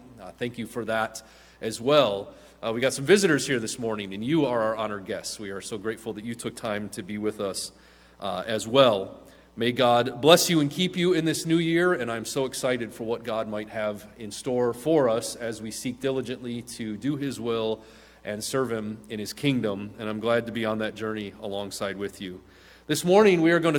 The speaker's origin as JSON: {"language": "English", "region": "Midwest", "country": "United States", "moved": "yes", "lives_now": "Southern California, United States", "said": "a Midwesterner"}